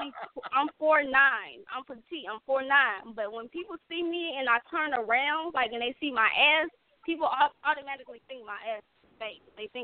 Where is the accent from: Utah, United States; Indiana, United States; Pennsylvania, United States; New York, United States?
Indiana, United States; Gary; I'm from Gary, Indiana.